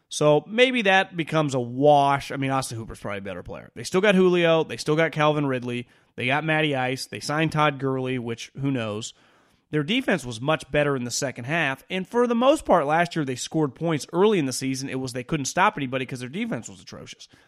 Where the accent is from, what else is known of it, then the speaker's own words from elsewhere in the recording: Puerto Rico; born there; I was born in Puerto Rico. I started to follow sports in the late 70s.